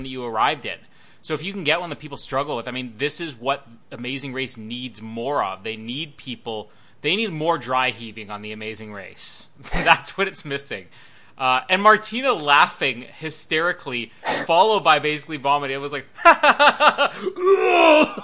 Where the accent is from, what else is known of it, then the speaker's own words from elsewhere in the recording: Canada; being Canadian